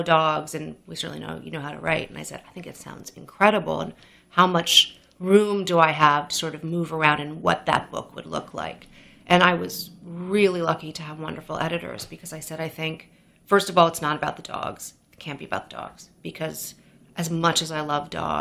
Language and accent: English; New York City, New York, United States; also born or lived in Amherst, Massachusetts; I grew up on the Upper East Side of Manhattan.